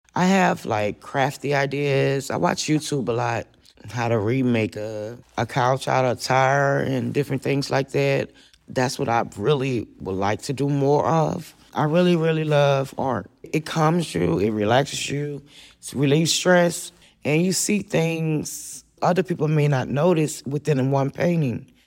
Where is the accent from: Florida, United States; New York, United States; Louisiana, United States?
Louisiana, United States; New Orleans; moved away as an adult; now in Austin, United States; I was born in New Orleans, Louisiana, and after Katrina, I came to Austin